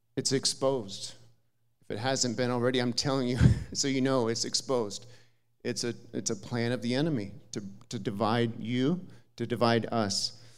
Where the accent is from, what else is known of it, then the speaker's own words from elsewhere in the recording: Jackson, Minnesota, United States; moved away as an adult; now in China; I was born in Jackson, Minnesota, small little town, thirty-five hundred people